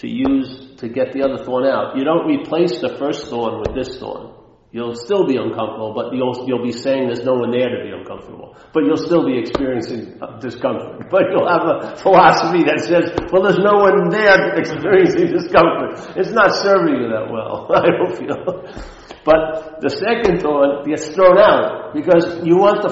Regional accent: Long Island, New York, United States; moved away; I take the train back from Manhattan to Long Island

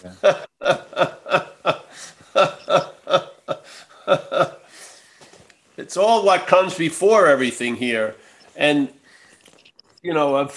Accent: New York, United States; when I growing up in New York

